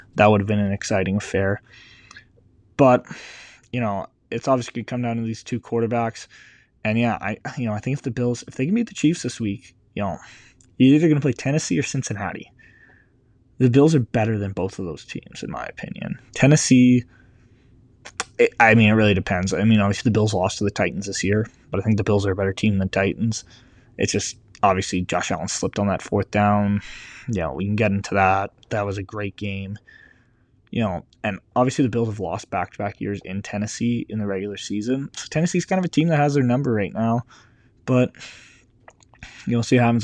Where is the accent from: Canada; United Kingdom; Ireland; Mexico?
Canada; being Canadian